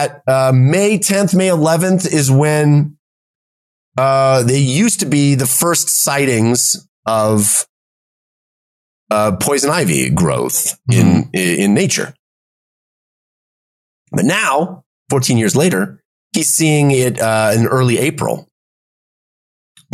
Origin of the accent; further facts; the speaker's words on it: West Coast, United States; I grew up on the West Coast.